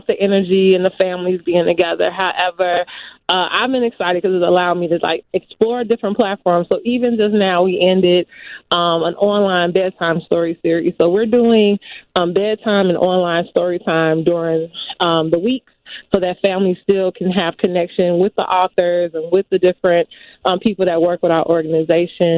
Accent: Chicago, Illinois, United States; I grew up in the Gresham neighborhood

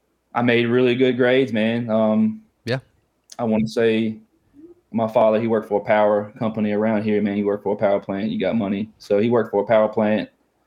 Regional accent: Halifax, Virginia, United States; I'm from Halifax, Virginia. It's the southern part of Virginia. It's right in the middle. It's on the border of North Carolina.

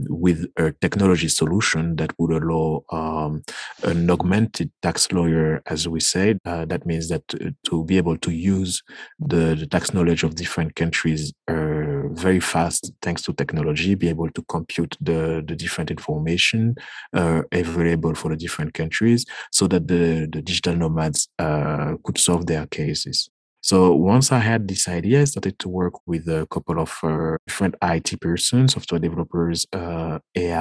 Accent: Guadeloupe; from the Caribbean, Guadeloupe.

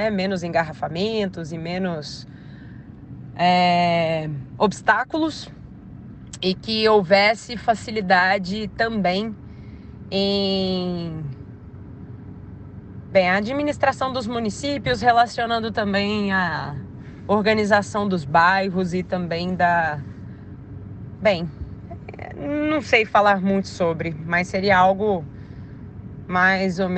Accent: Uberlândia, Minas Gerais, Brazil; sou de Uberlândia, Minas Gerais, moradora do bairro Gávea Sul.

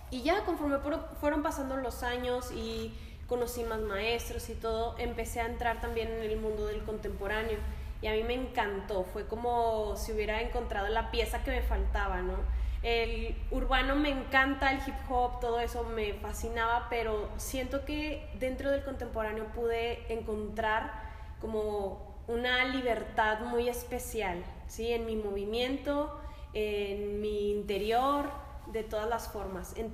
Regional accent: Lerdo, Durango, Mexico; Bueno, pues eh, yo soy de Lerdo Durango, tengo 25 años, estoy dentro de la danza desde los 15 años.

